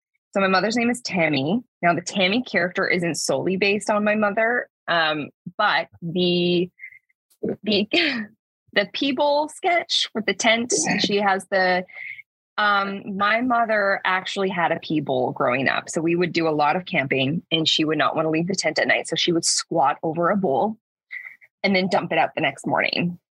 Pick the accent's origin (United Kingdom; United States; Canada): Canada; Sault Ste. Marie, Ontario; Yeah, so I'm originally from Sault Ste. Marie. I didn't grow up there, but I've moved back multiple times.